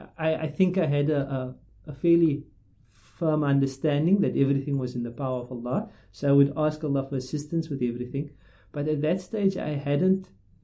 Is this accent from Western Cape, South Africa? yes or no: yes; Cape Town, Western Cape, South Africa; I grew up in Cape Town in Rylands